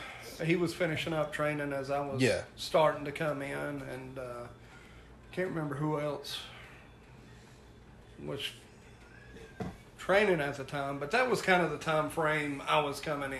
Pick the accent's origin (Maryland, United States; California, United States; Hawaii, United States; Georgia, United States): Georgia, United States; Ringgold; I grew up in Ringgold